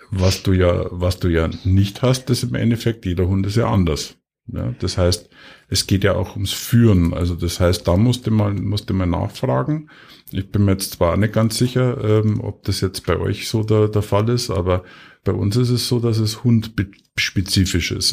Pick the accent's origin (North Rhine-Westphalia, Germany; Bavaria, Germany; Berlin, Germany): Bavaria, Germany; bei uns in Bayern